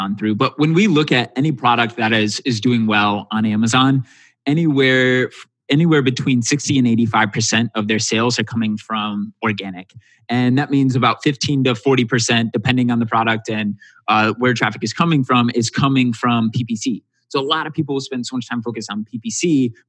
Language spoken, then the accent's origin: English; Michigan, United States; moved away as an adult; also born or lived in Indiana; I moved back home to Michigan, and my mom was evicted